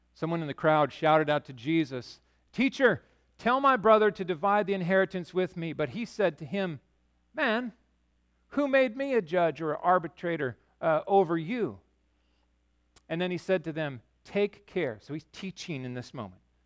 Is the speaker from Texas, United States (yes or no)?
no; Yakima, Washington, United States; also born or lived in Chicago; I grew up in Yakima on, on the west side where the pastures and everything were